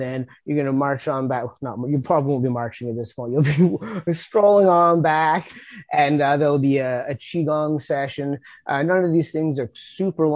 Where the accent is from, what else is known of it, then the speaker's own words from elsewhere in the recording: New Brunswick, Canada; also born or lived in Nova Scotia; I grew up in New Brunswick and lived in Nova Scotia for a bit, and coming back to New Brunswick